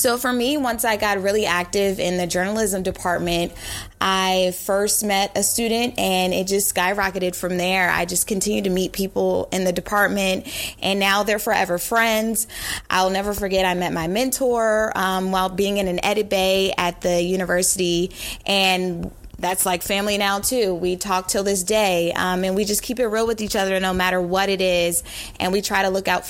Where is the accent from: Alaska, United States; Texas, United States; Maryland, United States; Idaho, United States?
Maryland, United States; the Maryland area, United States; moved away; also born or lived in North Carolina; I'm originally from the Maryland area, so I heard about the Aggies in North Carolina A&T when I was growing up in my hometown